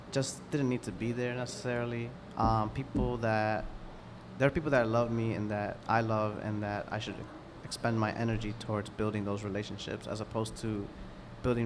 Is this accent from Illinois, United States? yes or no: yes; Chicago, Illinois, United States; also born or lived in Pilsen, Chicago; I was born in Humboldt Park. I grew up like the beginning half of my life in Humboldt Park